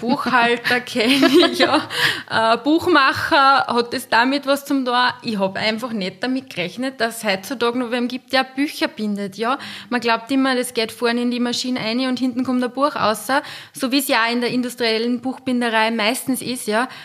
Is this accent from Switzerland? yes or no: no; Linz, Upper Austria, Austria; ich komme aus Linz, ich wohne gemeinsam mit meinen zwei Töchtern